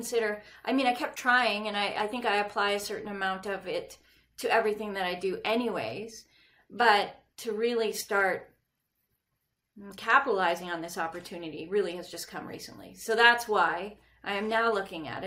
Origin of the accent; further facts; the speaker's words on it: Canada; accent: northern; moved away as an adult; also born or lived in Red Deer, Alberta; now in Scottsdale, United States; growing up in Canada